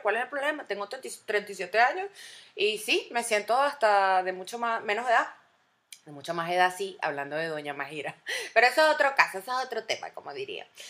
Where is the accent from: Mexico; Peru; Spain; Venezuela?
Venezuela; moved away; todos como venezolanos